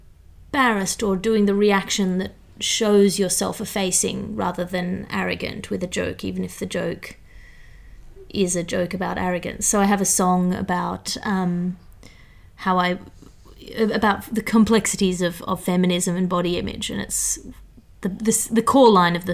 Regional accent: Australia; accent: educated Australian; moved away; also born or lived in Sydney / New York / United Kingdom; my accent is opaque in the UK, and in Australia it's a prissy accent. It's an educated accent.

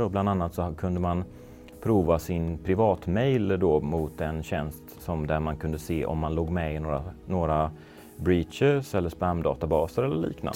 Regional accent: Gothenburg, Västra Götaland, Sweden; moved away as an adult; also born or lived in Skåne / Malmö / Stockholm; flytta tillbaks till Göteborg där jag kommer ifrån

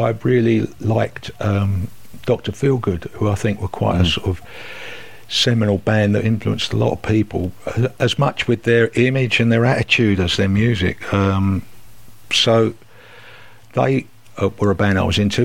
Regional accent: London, United Kingdom; also born or lived in Tooting / Merton Park; I grew up in South London. I started out in Tooting.

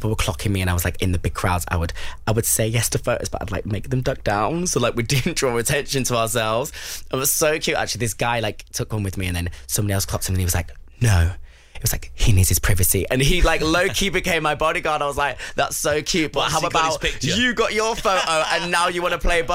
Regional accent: Bury, North West England, United Kingdom; also born or lived in London; Bury, my hometown

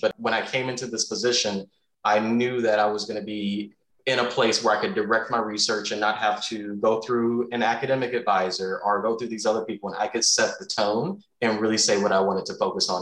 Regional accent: the South, United States; moved away; remember in the South

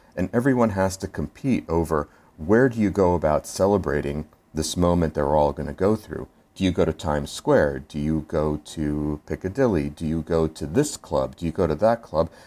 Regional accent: Philadelphia, Pennsylvania, United States; I'm from Philadelphia, and we have our Liberty Bell with our crack also down the middle

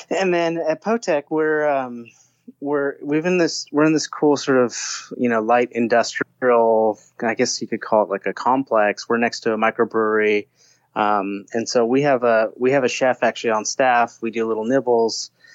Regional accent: Southern California, United States; I grew up in Southern California

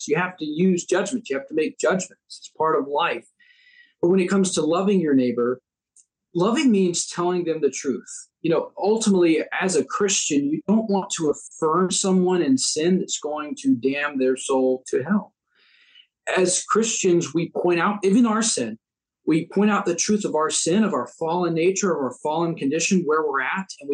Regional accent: United States; as Americans, we get to disagree, and yet we're still countrymen. We're still Americans

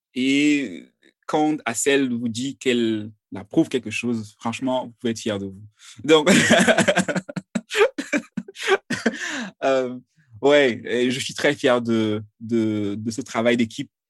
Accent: Cameroon; je viens du Cameroun

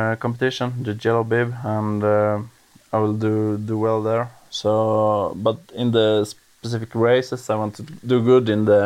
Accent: Jämtland, Sweden; also born or lived in Åre, Sweden; My hometown is Opetand, and that's 10 kilometers outside of Östersund, but now I'm currently living in Östersund

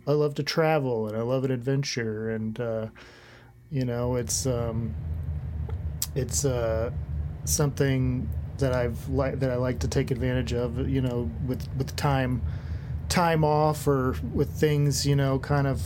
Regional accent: Mobile, Alabama, United States; also born or lived in Florence, Alabama / Macon, Georgia; I was born in Florence. Spent a little bit of time Florence, Alabama, not Italy. I know that I come across as an Italian man, but Florence, then moved to Macon, Georgia for a minute, but spent most of my young life in Mobile, Alabama

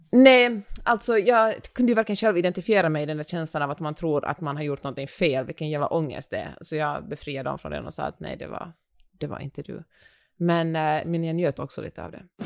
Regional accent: Finland; accent: Finland-Swedish; min finlandssvenska

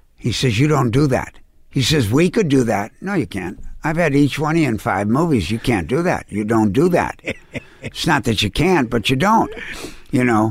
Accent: New York City, New York, United States; I'm one hundred sixty-six in the Grand Concourse.

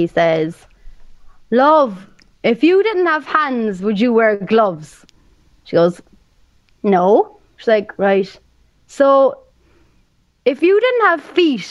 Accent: Ireland; accent: Irish; I have to be Irish because I am Irish

